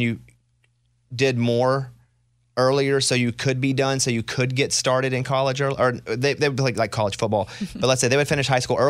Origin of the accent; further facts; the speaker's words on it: Arkansas, United States; I'm from Arkansas.